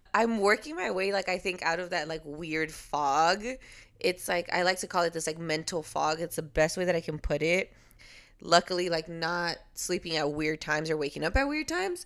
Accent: Los Angeles, California, United States; also born or lived in Puerto Rico; I was raised in L A, so I do fully rep both

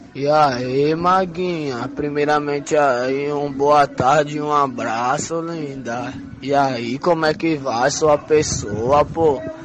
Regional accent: Salgueiro, Pernambuco, Brazil; now in Recife, Brazil; eu cheguei aqui em Recife, que eu sou do interior de, de, de Pernambuco, sou de Salgueiro, sertão

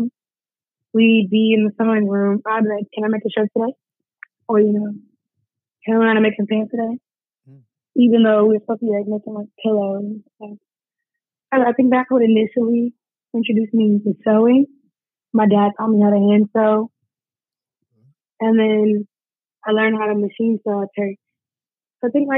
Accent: Madison, Alabama, United States; I am from Madison, Alabama. You know, born and raised. Not born, but raised, for sure.

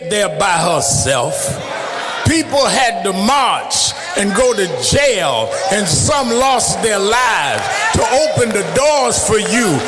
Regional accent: New York, United States; my growing up in the King movement in the North

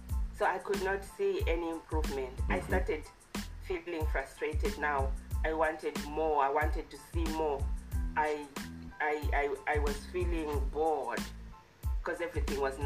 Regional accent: Zimbabwe; now in Alberta, Canada; I was born in Zimbabwe. I lived in Zimbabwe.

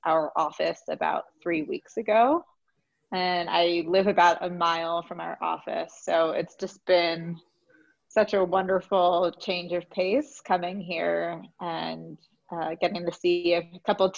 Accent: Philadelphia, Pennsylvania, United States; moved away as an adult; also born or lived in New York; I'm from Philadelphia

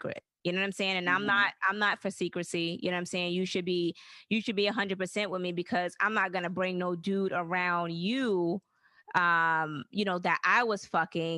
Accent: the South, United States; I was raised in the South

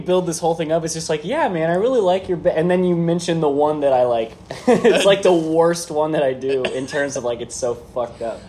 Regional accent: Kansas City, Missouri, United States; also born or lived in Springfield, Missouri; I grew up in Kansas City. I went to high school in Kansas

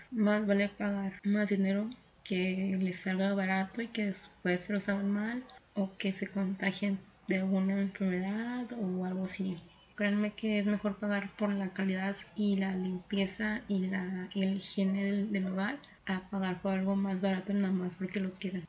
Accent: Mexico; estamos en un momento complicado como sociedad mexicana

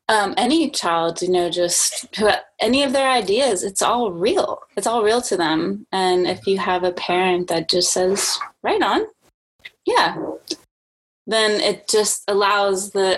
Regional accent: New Orleans, Louisiana, United States; also born or lived in Germany / Spain; So I was born in Germany, and then we lived in Spain for about 5 years. And then, then we moved to New Orleans, which is not a place where you would imagine the military to be.

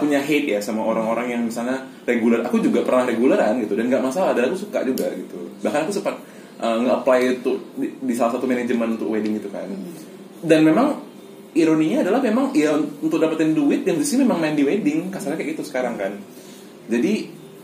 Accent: Medan, North Sumatra, Indonesia; dari Medan aku

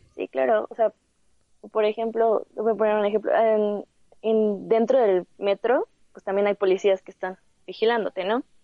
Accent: Mexico; somos mexicanos

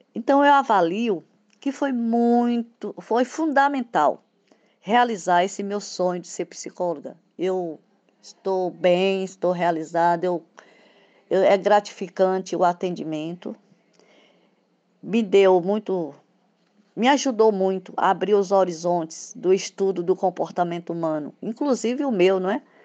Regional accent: Bahia, Brazil; also born or lived in Espírito Santo / Salvador; tenho 67 anos, sou baiana, psicóloga, tenho um filho. Eu comecei a trabalhar muito cedo, com reforço escolar, ainda estudante, no interior da Bahia

